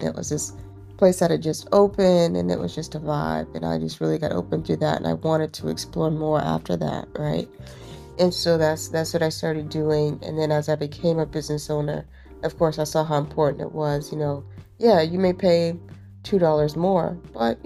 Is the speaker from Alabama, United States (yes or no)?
yes; Phenix City, Alabama, United States; moved away as an adult; also born or lived in Birmingham, Alabama; now in Durham, United States; moving from Alabama, you know, I grew up in Phoenix City, went to school in Birmingham